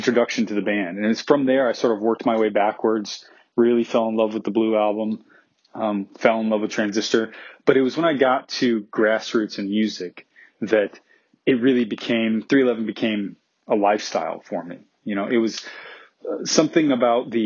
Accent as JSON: {"language": "English", "town": "Omaha", "region": "Nebraska", "country": "United States", "tie": "born or raised there", "said": "I grew up in Omaha, Nebraska in the 90s"}